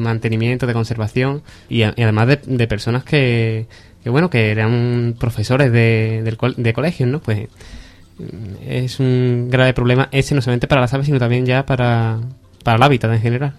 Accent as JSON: {"language": "Spanish", "town": "Marchena", "region": "Andalusia", "country": "Spain", "said": "el Taller Verde, que es un grupo ecologista de Marchena, de mi pueblo"}